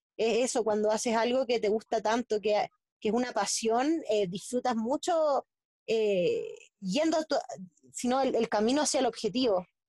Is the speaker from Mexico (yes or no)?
no; Santiago, Santiago Metropolitan Region, Chile; also born or lived in a small beach town in Chile; nací en Santiago de Chile, en la capital